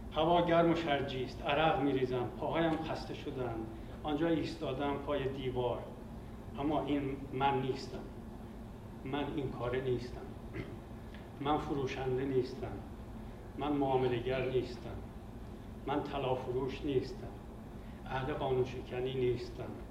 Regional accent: Iran; moved away as an adult; also born or lived in Soviet Union; همه ماهایی که از ایران اومدیم بیرون

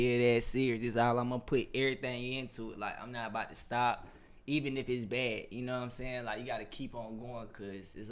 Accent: Atlanta, Georgia, United States; also born or lived in South Carolina; I'm from Atlanta. I went to school in South Carolina

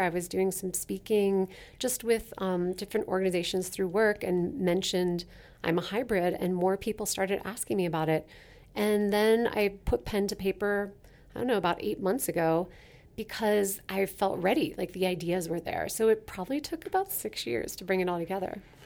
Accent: Basalt, Colorado, United States; now in Denver, United States; grew up in the western slope in a little town called Basalt, Colorado

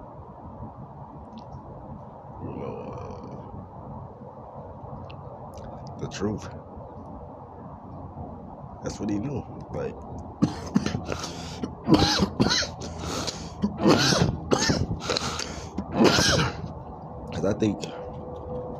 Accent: Harvey, Illinois, United States; now in West Coast, United States; I'm from Chicago, you know what I'm saying, Harvey, Illinois, to be exact

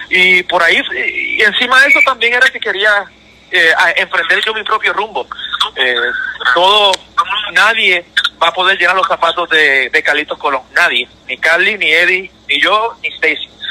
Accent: Puerto Rico; moved away as an adult; regreso a Puerto Rico, que es, mi tierra, donde, que me vio nacer

